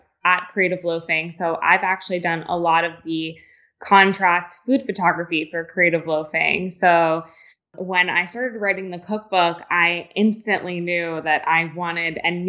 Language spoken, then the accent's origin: English; Long Island, upstate New York, United States; also born or lived in Tampa, Florida; we moved from Long Island to upstate New York was because my father's parents were starting a manufacturing company